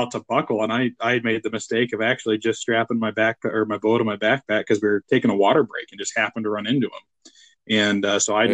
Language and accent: English; Iowa, United States; moved away; growing up in Iowa